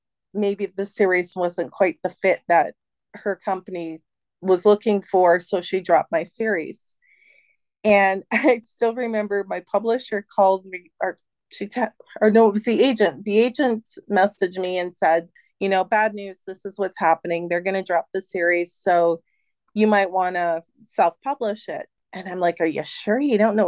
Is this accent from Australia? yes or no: no; Canada; as a Canadian author